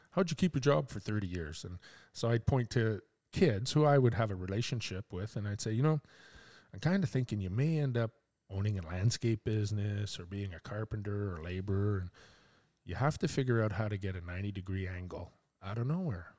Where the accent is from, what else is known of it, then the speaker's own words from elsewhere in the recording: Quebec, Canada; now in Port Hope, Canada; I'm from Quebec